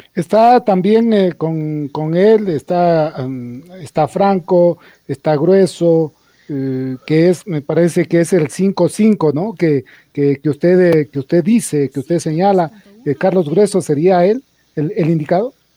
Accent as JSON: {"language": "Spanish", "country": "Ecuador"}